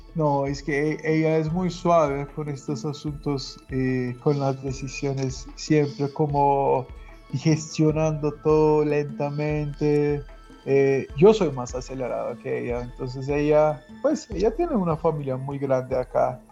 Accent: Balıkesir, Turkey; Spanish is a second language; moved away as an adult; also born or lived in Ankara, Turkey; now in Colombia; Yo soy de Balıkesir

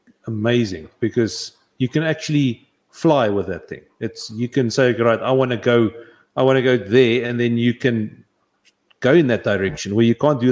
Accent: Riebeek-Kasteel area, Western Cape, South Africa; I grew up in Mariesburg.

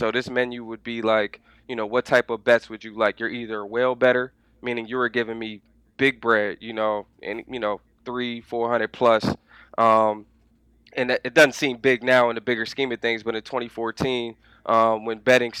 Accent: Anne Arundel County, Maryland, United States; also born or lived in Delaware; born and raised in Maryland, you know, grew up in Anne Arundel County, three-sport athlete, all that.

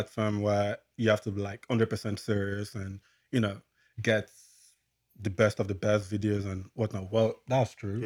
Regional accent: Nigeria; now in Regina, Canada; I'm from Nigeria

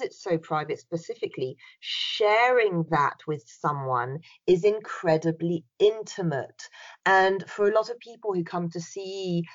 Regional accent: France; now in United Kingdom; I was brought up in France

